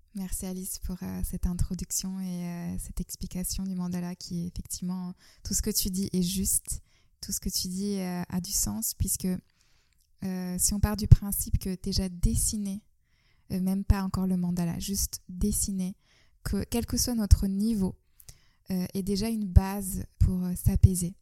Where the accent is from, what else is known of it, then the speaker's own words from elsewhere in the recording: Istanbul, Turkey; now in France; je suis née en Turquie, j'ai grandi à Istanbul